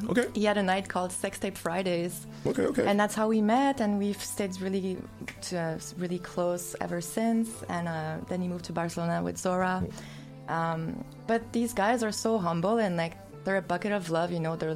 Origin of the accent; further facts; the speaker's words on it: Mercier, Quebec, Canada; now in Montreal, Canada; I'm from Mercier, which is like um, South Shore, like close to Chateauguay, but I've been in Montreal for 12 years.